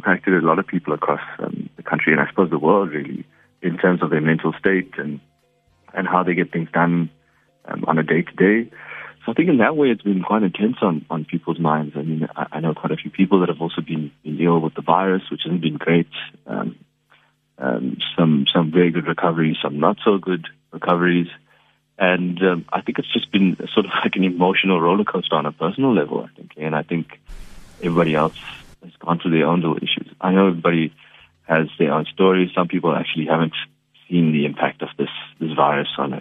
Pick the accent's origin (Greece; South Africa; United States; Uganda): South Africa; I'm an Indian man, but I am a South African as well